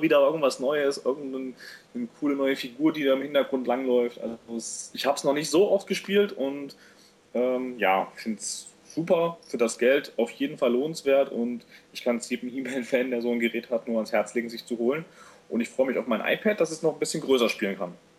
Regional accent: East Germany, Germany; als Ossi-Kind, kam mit dem Videorekorder rüber

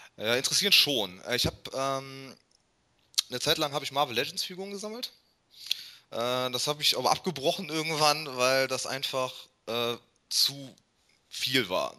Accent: Germany; als Deutscher

